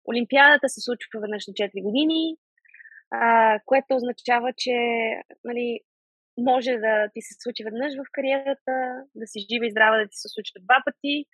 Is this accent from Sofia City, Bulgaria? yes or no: yes; Sofia, Sofia City, Bulgaria; now in England, United Kingdom; България винаги си е моят а, роден, а, родна държава, София си е моят роден град. А, аз винаги ще съм си вкъщи, когато си дойда тук, независимо, че живея в Англия, независимо, че състезавам за Турция.